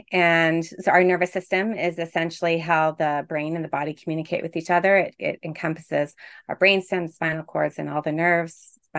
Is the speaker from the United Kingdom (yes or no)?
no; Toronto, Ontario, Canada; I am a coach, obviously, and I'm from Toronto, Ontario, Canada.